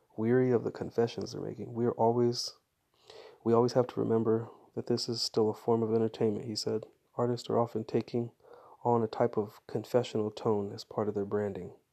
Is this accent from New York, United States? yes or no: no; Fresno, California, United States; growing up in Fresno